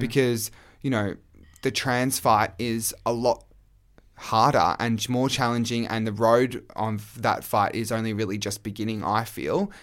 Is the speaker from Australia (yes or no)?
yes; Australia; I was gay male from Australia